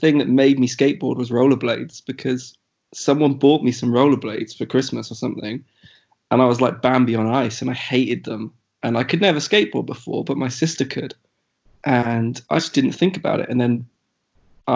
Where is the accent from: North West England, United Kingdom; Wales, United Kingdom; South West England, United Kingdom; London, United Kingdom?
South West England, United Kingdom; North Devon; moved away as an adult; now in Bristol, United Kingdom; I'm from the southwest. I'm from North Devon, which is about an hour and a half from Bristol.